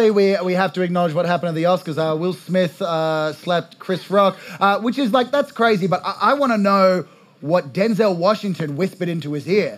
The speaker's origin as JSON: {"language": "English", "country": "Australia", "said": "as an Australian"}